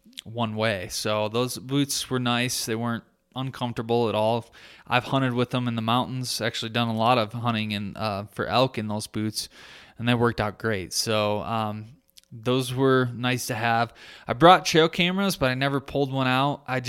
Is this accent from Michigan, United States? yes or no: yes; Michigan, United States; like my home state of Michigan